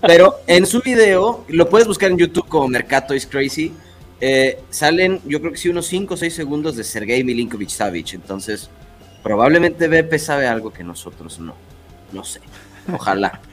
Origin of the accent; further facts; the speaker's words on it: Mexico; soy mexicano